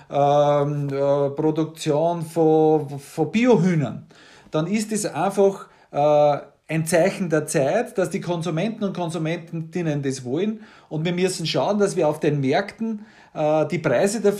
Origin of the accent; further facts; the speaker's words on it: Waldhausen, Upper Austria, Austria; also born or lived in Waldviertel, Lower Austria; ich bin politisch Mostviertler, ich bin daheim im Waldviertel am Granit und ich bin in Waldhausen in Oberösterreich Müllviertel in die Schule gegangen.